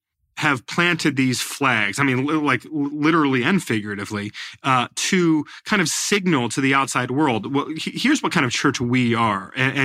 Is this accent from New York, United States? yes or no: yes; New York, United States; born there; he's the pastor of the church where I was born up in the Hudson Valley.